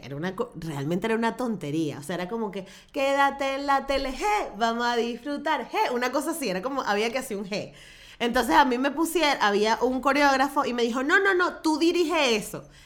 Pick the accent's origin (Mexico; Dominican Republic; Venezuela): Venezuela; soy venezolana